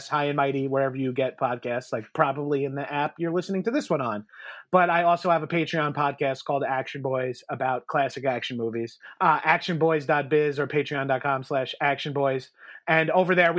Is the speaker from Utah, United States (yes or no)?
no; Long Island, New York, United States; born or raised there